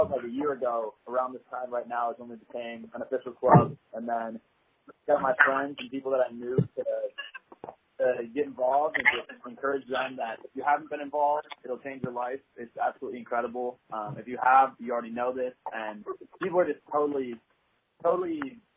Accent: Minnesota, United States; moved away as an adult; now in Fort Worth, United States; I'm originally from Minnesota, and I was lucky enough to be really involved in my high school's club

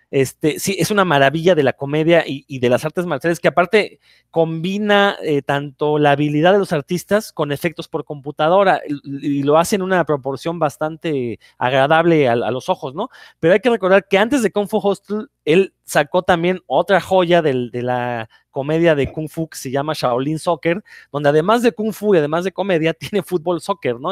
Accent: Mexico; nosotros como mexicanos

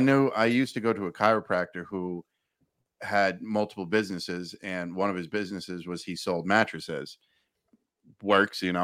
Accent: New York, United States; Where I grew up in New York

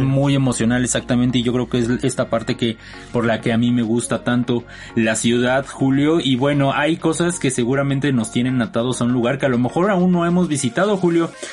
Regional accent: Mexico; Como los latinos, sobre todo los mexicanos, estamos tan acostumbrados a tratarnos tan bonito y decirlo todo en diminutivo

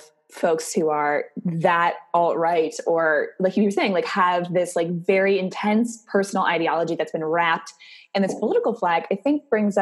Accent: Oregon, United States; now in New York, United States; I'm from Oregon. I came from a really, really blue part of the country

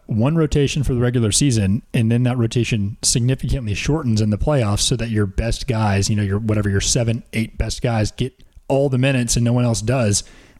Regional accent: Atlanta, Georgia, United States; we're from Atlanta.

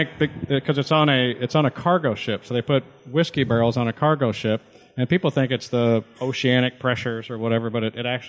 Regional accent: Owensboro, Kentucky, United States; it's made in my hometown in Owensboro, Kentucky.

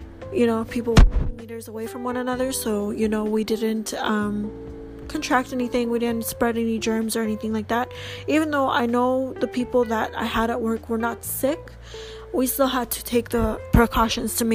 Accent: Canada; I'm Canadian

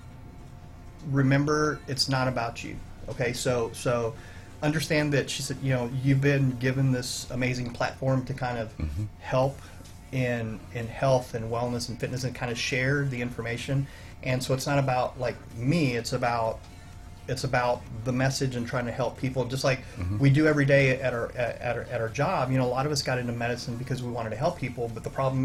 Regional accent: Alice, Texas, United States; moved away as an adult; now in Conroe, United States; I'm from Corpus Christi, from a little town called Alice, right outside Corpus Christi, I was recruited here 20 years ago

